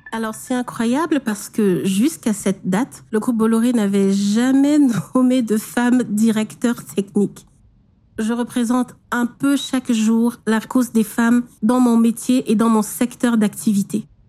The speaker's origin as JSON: {"language": "French", "town": "Douala", "region": "Littoral", "country": "Cameroon", "tie": "born or raised there", "said": "Je suis née à Douala, dans une fratrie de huit filles"}